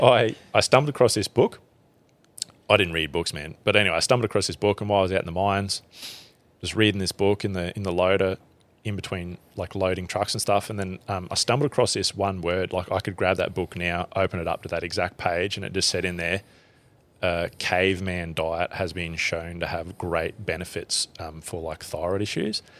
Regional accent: central Queensland, Australia; born or raised there; also born or lived in Springsure / Emerald / Blackwater

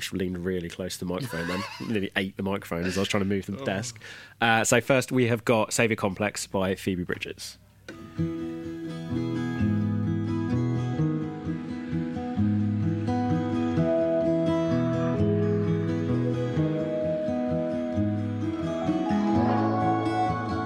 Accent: United Kingdom; we're British

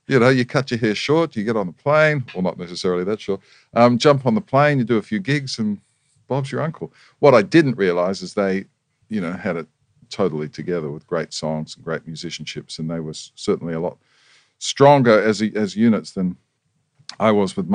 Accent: New Zealand; moved away as an adult; now in Australia; I was born in New Zealand, proud to be a New Zealander, love my New Zealand heritage, still have family there

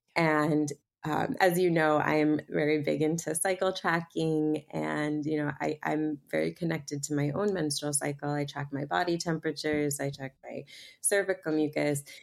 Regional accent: Boston, Massachusetts, United States; I grew up in Boston in a very you know, science-based conventional medicine family.

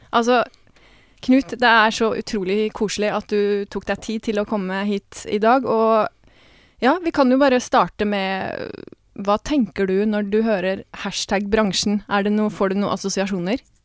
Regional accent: Porsgrunn, Telemark, Norway; now in Oslo, Norway

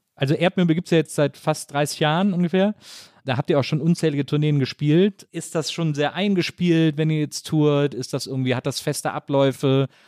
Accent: Wesseling, North Rhine-Westphalia, Germany; moved away; Ich komme aus Wesseling zwischen Köln und Bonn, aus einer Kleinstadt

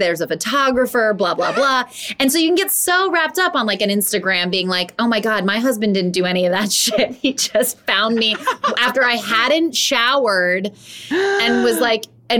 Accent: Los Angeles, California, United States; also born or lived in Canada; I grew up in L.A.

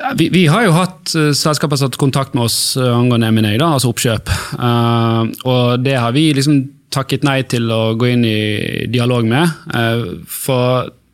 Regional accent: Bergen, Vestland, Norway; der jeg vokste opp på Sandsli

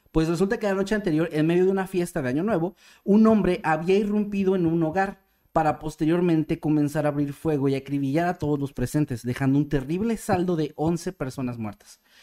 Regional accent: Mexico; como mexicano

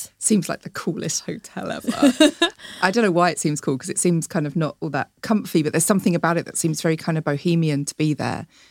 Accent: Chatham, South East England, United Kingdom; I'm from Chatham

